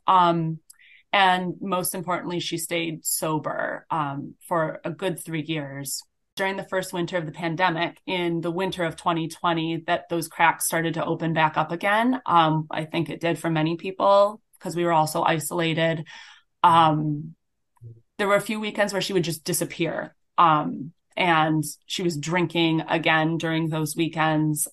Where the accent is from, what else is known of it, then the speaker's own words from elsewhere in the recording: Grand Island, New York, United States; now in Midwest, United States; I grew up on Grand Island, and I attended Whitehaven Road Baptist Church